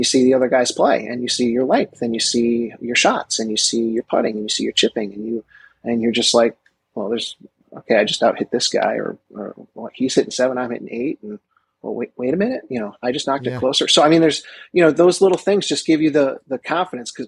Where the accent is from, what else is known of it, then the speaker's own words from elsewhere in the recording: Westchester, New York, United States; Now I'm from Westchester